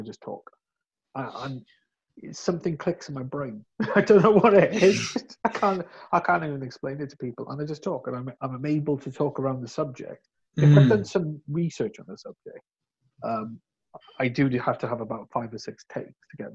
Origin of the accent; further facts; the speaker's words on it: West Wales, United Kingdom; I'm not from South Wales, I'm from West Wales